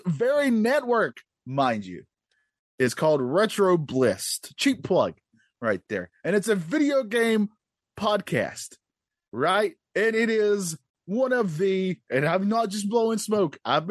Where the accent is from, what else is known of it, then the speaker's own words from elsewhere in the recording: North Carolina, United States; I'm from North Carolina. I'm the only Southern guy on this network